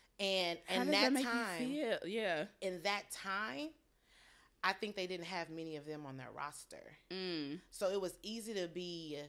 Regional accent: the South, United States; I mean, I'm from the South, so it's a little, it was a little different.

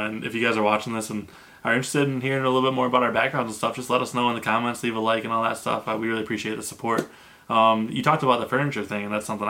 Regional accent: Clayville, New York, United States; moved away as an adult; we both grew up in upstate New York. I'm from Clayville, New York.

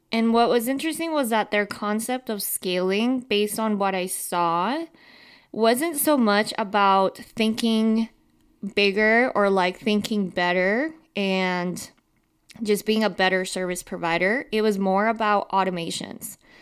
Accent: Utah, United States; growing up in Utah

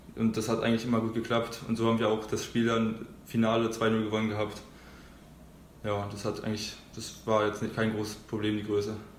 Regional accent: Schulzendorf, Brandenburg, Germany; also born or lived in Berlin; da bin ich halt äh, aus Berlin nach Schulzendorf gezogen und da halt wollte ich irgendwas machen, das war glaube ich mit sieben

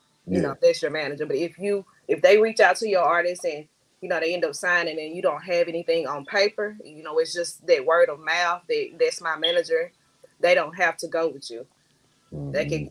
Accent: Camden, Arkansas, United States; moved away as an adult; also born or lived in Little Rock, Arkansas; I am from Camden, Arkansas, aka Queen City.

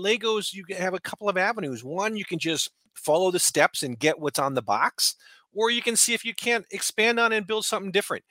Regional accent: California, United States; I'm from California

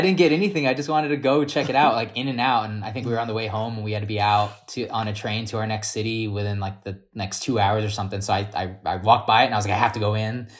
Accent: United States; I'm American or we were Americans

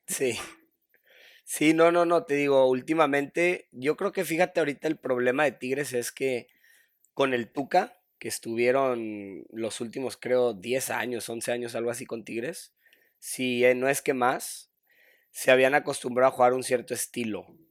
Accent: Monterrey, Nuevo León, Mexico; cuando estaba chiquillo vivía en Monterrey. Soy de Monterrey. Este, crecí jugando fútbol siempre

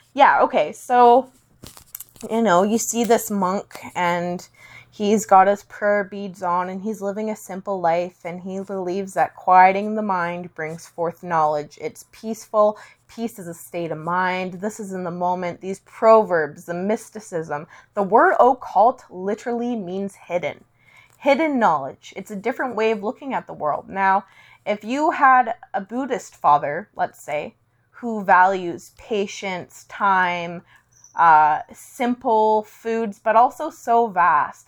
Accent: Langley, British Columbia, Canada; I was born on a snowy day in a dreary, rainy town, which was both beautiful and, uh, rural, but also had an urban kick to it, called Langley, B C

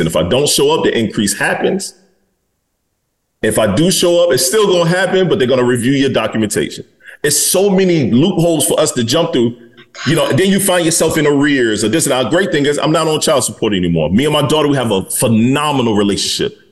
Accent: Detroit, Michigan, United States; I'm from Detroit, Michigan

